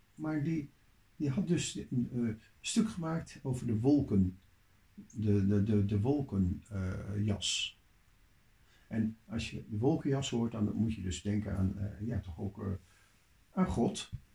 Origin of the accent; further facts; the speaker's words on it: Leeuwarden, Friesland, Netherlands; in Leeuwarden, waar ik opgroeide